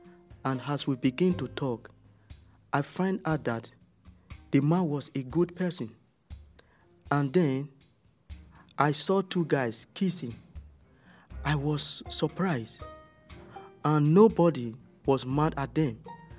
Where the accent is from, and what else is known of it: Nigeria; moved away as an adult; now in Netherlands